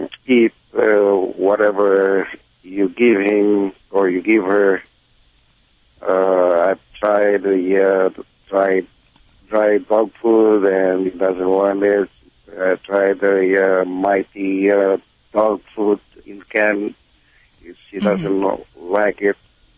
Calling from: Los Angeles, California, United States; I'm calling from Reseda, North Hills, actually.

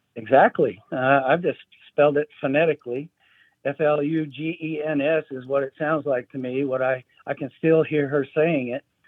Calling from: Murray, Kentucky, United States; I'm calling from Murray, Kentucky

